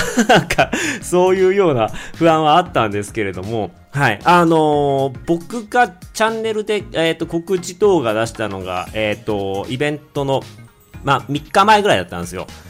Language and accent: Japanese; Otaru, Hokkaido, Japan; now in China; 小樽市出身